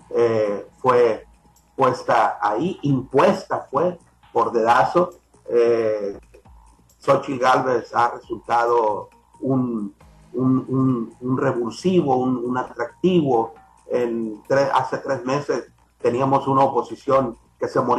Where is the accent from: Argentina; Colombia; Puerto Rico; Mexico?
Mexico; nosotros esperamos como mexicanos que el presidente de la República cumpla su palabra